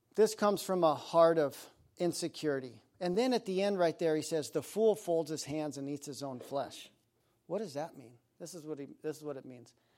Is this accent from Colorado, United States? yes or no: yes; Aspen, Colorado, United States; I grew up in Aspen, Colorado